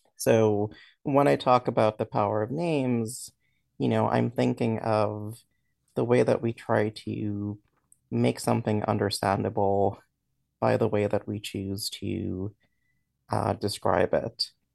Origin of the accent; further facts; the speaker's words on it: Dominica; now in New York, United States; I grew up in the Commonwealth of Dominica in, in the Caribbean